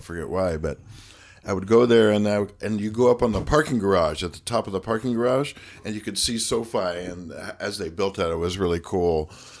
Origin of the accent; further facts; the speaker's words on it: Phoenix, Arizona, United States; I grew up in Phoenix